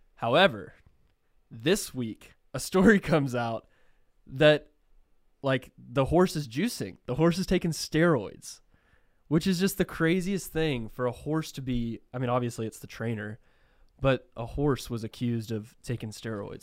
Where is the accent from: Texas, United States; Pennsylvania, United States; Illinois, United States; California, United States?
Texas, United States; we're from Texas